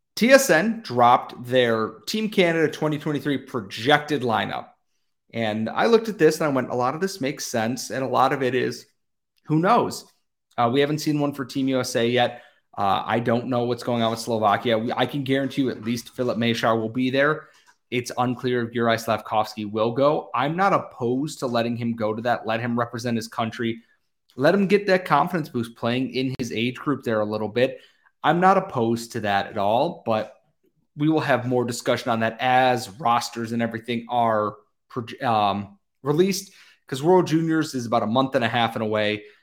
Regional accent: United States; as an American

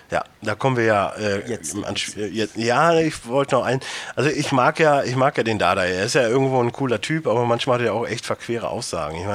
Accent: Cologne, North Rhine-Westphalia, Germany; selbst ich als Kölner Sach kann ich schon mal vorwegnehmen

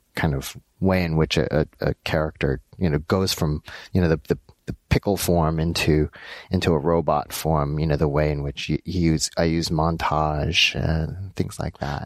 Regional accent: Los Angeles, California, United States; So I was born in Los Angeles. My parents are uh, Korean. They're uh, and uh, I grew up in L.A

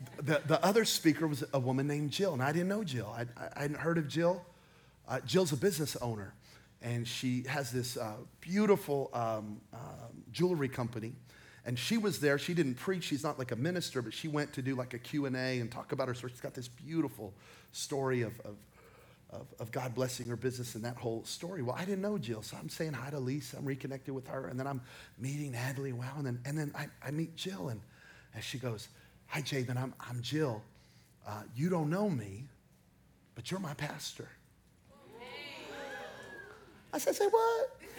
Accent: Belen, New Mexico, United States; now in Las Vegas, United States; I'm from Belen, New Mexico. Population 1,700. More dairy cows than humans in Belen, New Mexico.

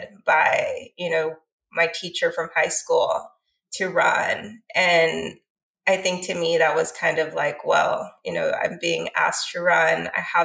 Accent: Laredo, Texas, United States; my hometown

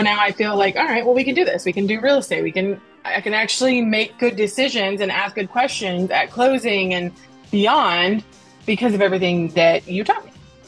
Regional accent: Nashville, Tennessee, United States; I'm from Nashville, Tennessee.

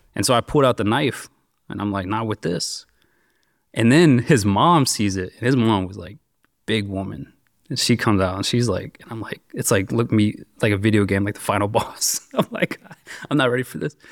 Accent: Richmond, Virginia, United States; I grew up, uh, basically in and around Richmond, Virginia.

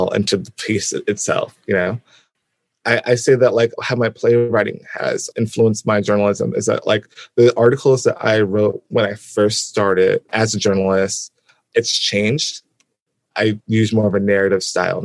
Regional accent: Albany, New York, United States; I'm from Albany, New York, and it's a college town

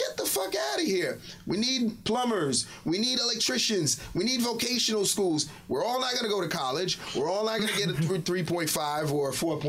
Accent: Haiti; You meant well, and I'm from Haiti, and I'll tell you firsthand

